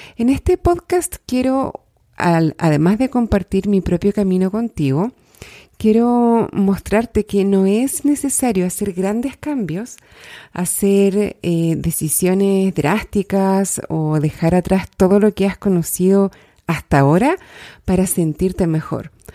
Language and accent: Spanish; Chile; soy chilena, soy life coach, vivo en Santiago de Chile